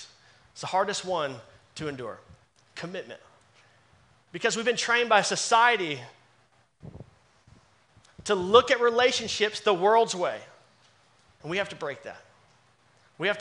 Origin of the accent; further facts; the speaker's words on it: Dallas, Texas, United States; moved away as an adult; I'm born and raised in Dallas